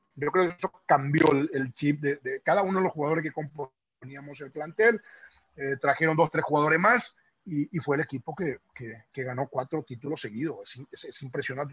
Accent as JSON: {"language": "Spanish", "country": "Paraguay", "moved": "yes", "lives_now": "Mexico", "said": "soy paraguayo"}